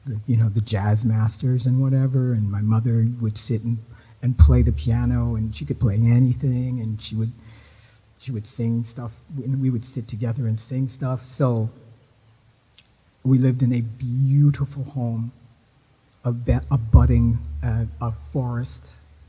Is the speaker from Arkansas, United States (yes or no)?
no; Philadelphia, Pennsylvania, United States; moved away as an adult; also born or lived in Canada; now in Sackville, Canada; I was living in Philadelphia. Philadelphia? Yeah, I was born in Philadelphia.